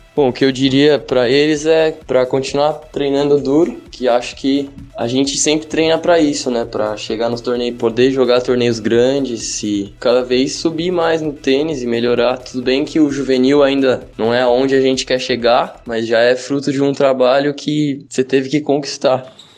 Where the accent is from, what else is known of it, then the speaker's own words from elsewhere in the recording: São Bernardo do Campo, São Paulo, Brazil; sou de São Bernardo do Campo, São Paulo